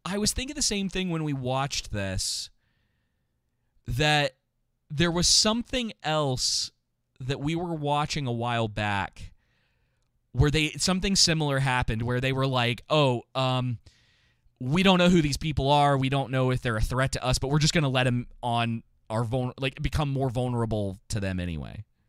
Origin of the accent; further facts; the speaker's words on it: Atlanta, Georgia, United States; I grew up in Atlanta